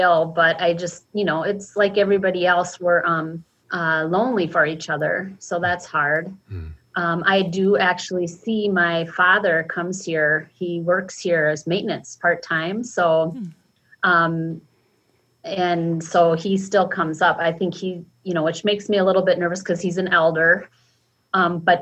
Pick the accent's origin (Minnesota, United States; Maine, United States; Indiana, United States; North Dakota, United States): Minnesota, United States; Minneapolis; I'm born and raised and still live in South Minneapolis